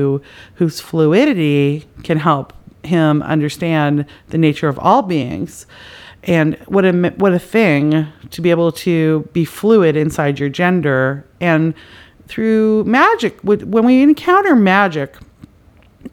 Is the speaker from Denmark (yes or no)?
no; Canada; now in United States; I'm from Canada